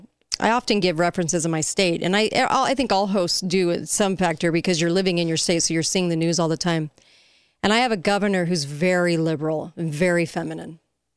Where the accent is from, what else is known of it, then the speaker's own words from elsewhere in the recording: East Germany, Germany; now in United States; after writing Freedom's Nightmare and living in communist East Germany, growing up in East Germany.